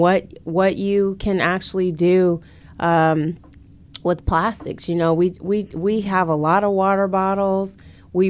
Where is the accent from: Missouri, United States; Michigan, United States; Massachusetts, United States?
Michigan, United States; Grand Rapids; now in Detroit, United States; I've always resided in majority black cities for most of my life, with the exception of growing up in Grand Rapids.